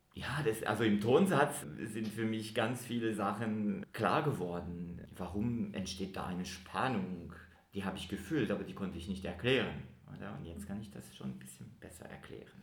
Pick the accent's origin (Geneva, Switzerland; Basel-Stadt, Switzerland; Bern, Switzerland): Geneva, Switzerland; ich komme aus Genf